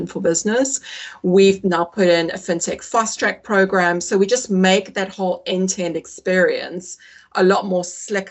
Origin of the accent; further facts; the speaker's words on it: South Africa; moved away as an adult; also born or lived in Singapore; now in United Kingdom; I'm British. You'd never say so, but I was born in the UK. I grew up in South Africa, moved there when I was 11